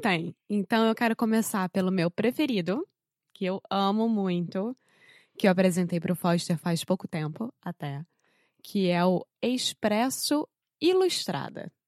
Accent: Rio de Janeiro, Brazil; now in United States; eu sou brasileira, carioca do Rio de Janeiro

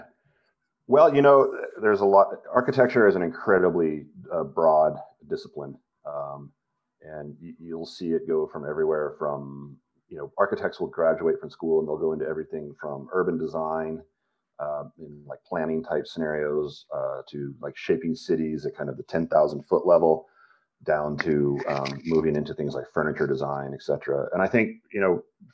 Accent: Montrose, Colorado, United States; also born or lived in Blue Mesa Reservoir, Colorado; I grew up in Western Colorado, and then moved around a lot. But we grew up on Blue Mesa Reservoir, which was the vast majority of my formative years until high school, were in Montrose, and then I went to high school in Montrose

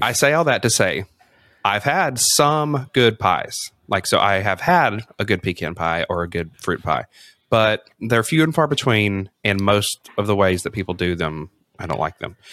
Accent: the South, United States; I grew up you know in the South

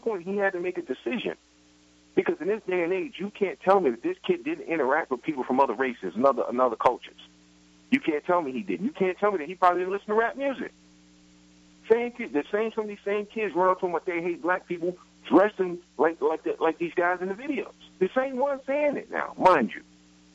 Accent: New York City, New York, United States; I grew up in Brooklyn in the projects

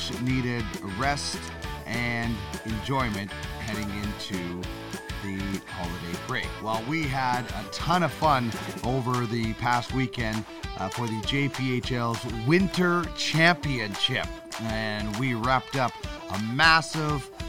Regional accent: Brandon, Manitoba, Canada; I grew up in Brandon

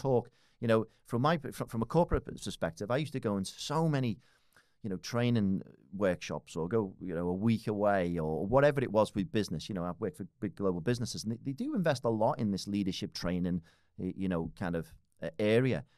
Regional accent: Liverpool, North West England, United Kingdom; moved away as an adult; now in Australia; I was, uh, born and raised in Liverpool

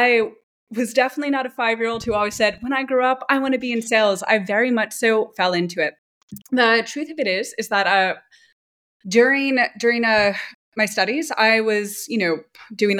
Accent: New York City, New York, United States; moved away as an adult; also born or lived in San Francisco Bay Area; now in Berlin, Germany; I grew up in New York City and also spent some time in the Bay Area before moving over

